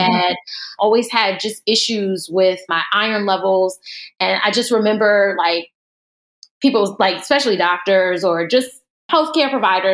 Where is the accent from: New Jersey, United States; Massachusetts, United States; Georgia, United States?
New Jersey, United States; I'm originally from Jersey.